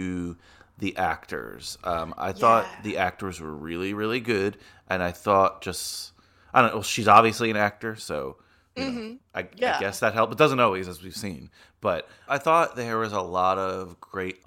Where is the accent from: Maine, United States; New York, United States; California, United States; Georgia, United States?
New York, United States; Dominican like me, so New Yorker like me